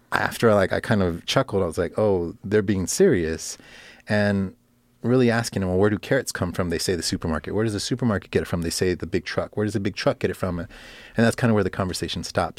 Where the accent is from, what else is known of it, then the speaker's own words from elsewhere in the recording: Los Angeles, California, United States; also born or lived in Miami, Florida; I'm born and raised in Los Angeles.